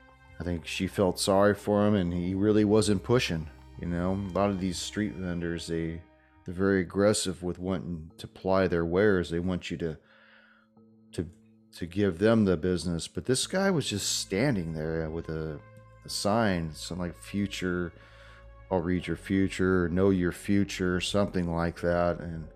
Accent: Arizona, United States; No, I'm from Arizona. We're just out here on vacation.

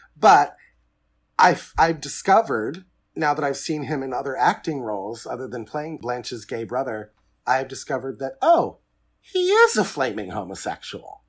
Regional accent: Fort Wayne, Indiana, United States; I am from Fort Wayne, Indiana

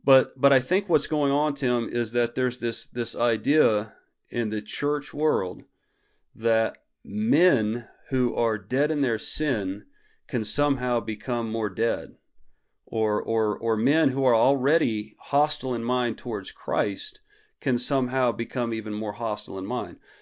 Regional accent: Clovis, New Mexico, United States; moved away; I was actually in Clovis, New Mexico for, um, probably sixteen or seventeen days, but it's, it's a little easier because that's my hometown and Tasha's hometown

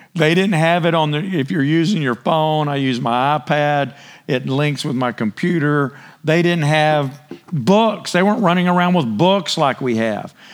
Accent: United States

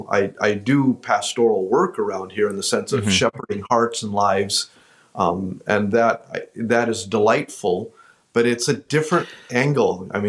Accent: Wisconsin, United States; And so we grew up, then I grew up essentially in Wisconsin. We were here for 4 years, 71 to 75.

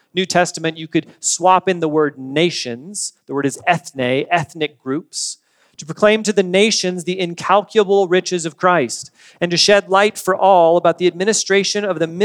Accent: United States; We are Americans. I like being an American. I've always enjoyed being a citizen of this country

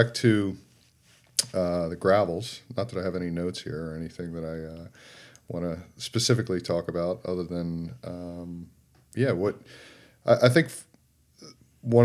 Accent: Philadelphia, Pennsylvania, United States; moved away; I'm from Philly

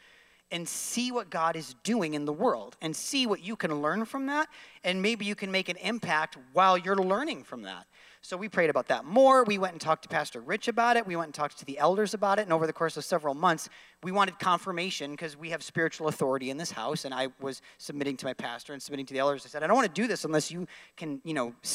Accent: Syracuse, New York, United States; I grew up in Syracuse, New York

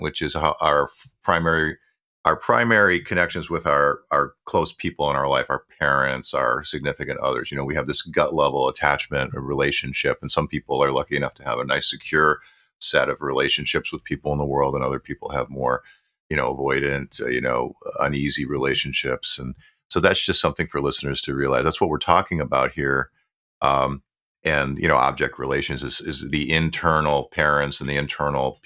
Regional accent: Buffalo, New York, United States; where I grew up in Buffalo, New York

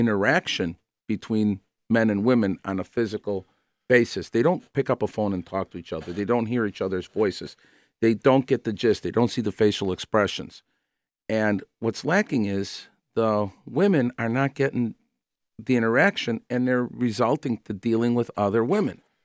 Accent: Chicago, Illinois, United States; I grew up on the West Side

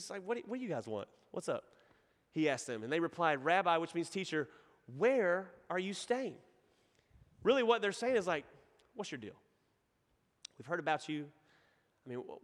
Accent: Nacogdoches, Texas, United States; accent: Texan; now in Houston, United States; that's my hometown

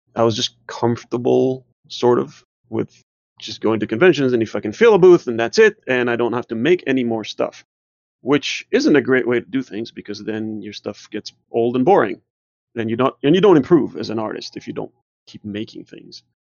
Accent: Israel; also born or lived in New Jersey; now in Georgia, United States; I was born and raised in Israel

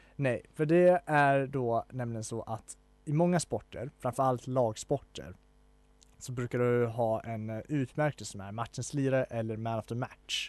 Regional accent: Falun, Dalarna County, Sweden; jag är från Falun

